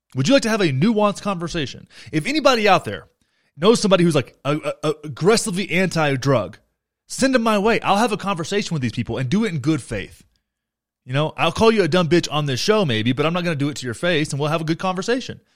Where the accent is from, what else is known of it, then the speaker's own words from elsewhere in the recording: Graham, Texas, United States; moved away; my hometown of Graham, Texas